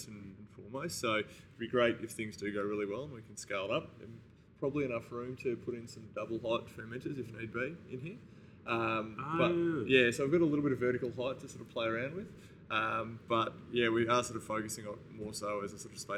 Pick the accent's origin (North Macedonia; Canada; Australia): Australia; Melbourne, Victoria; also born or lived in Byron Bay; I was from Melbourne originally, had gone up there to get my first job in brewing, and then keen to get back to Melbourne at some point